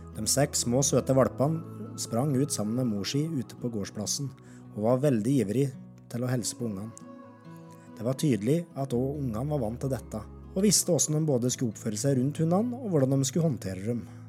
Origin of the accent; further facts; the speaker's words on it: Alvdal, Innlandet, Norway; moved away as an adult; now in Longyearbyen, Svalbard; Coop-butikken hjemme i Alvdal